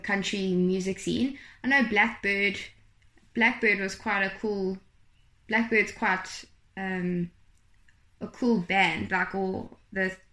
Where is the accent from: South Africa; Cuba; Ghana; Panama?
South Africa; Gauteng; also born or lived in Pietermaritzburg / Glenwood / Morningside / Westville; now in Kloof, South Africa; I grew up actually in Tolton, in Gauteng